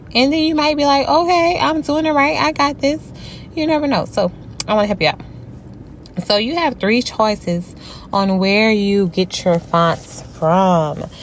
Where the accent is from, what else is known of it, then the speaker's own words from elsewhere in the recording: Louisiana, United States; I am from Louisiana